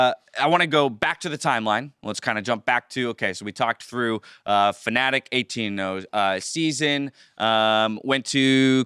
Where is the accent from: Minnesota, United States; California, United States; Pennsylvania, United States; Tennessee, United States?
California, United States; San Diego; I grew up in San Diego, so you know, West Coast, Southern California, my whole life.